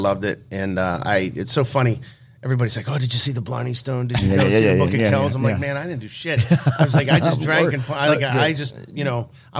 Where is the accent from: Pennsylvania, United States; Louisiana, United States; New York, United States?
Pennsylvania, United States; Pittsburgh; moved away as an adult; So I'm originally from Pittsburgh, Pennsylvania.